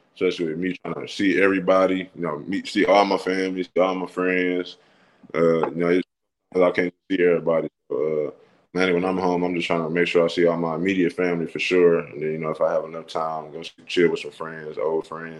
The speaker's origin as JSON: {"language": "English", "town": "Saginaw", "region": "Michigan", "country": "United States", "tie": "born or raised there", "moved": "as an adult", "lives_now": "Starkville, United States", "said": "I grew up in Saginaw"}